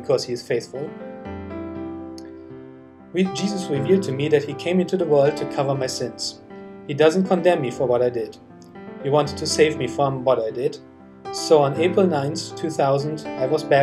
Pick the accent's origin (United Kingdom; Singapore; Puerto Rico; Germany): Germany; I was born and raised in Germany